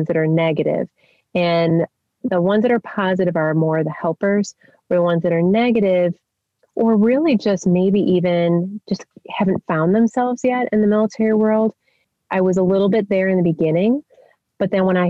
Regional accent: Chicago, Illinois, United States; moved away as an adult; I'm from the Chicago area and all that that entails with family and friends

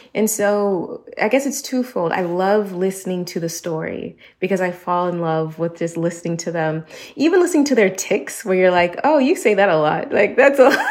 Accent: United States; moved away as an adult; now in Barcelona, Spain; I am an American that is based in Barcelona, Spain

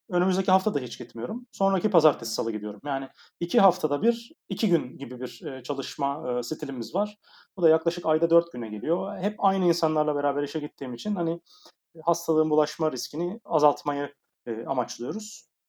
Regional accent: Aydın, Turkey; moved away as an adult; now in Istanbul, Turkey; Aydın Ege'liyim e, Egeliler olarak biraz rahat insanlarızdır genelde ama İstanbul çok bize göre değil.

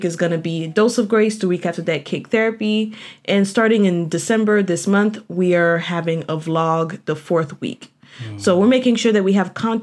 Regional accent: Haiti; now in United States; I grew up in Haiti

